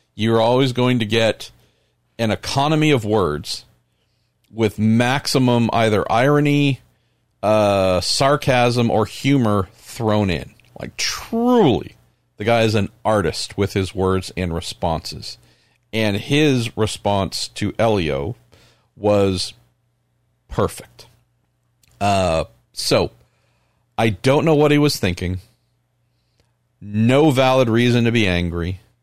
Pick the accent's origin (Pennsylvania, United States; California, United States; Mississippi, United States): California, United States; I'm from California.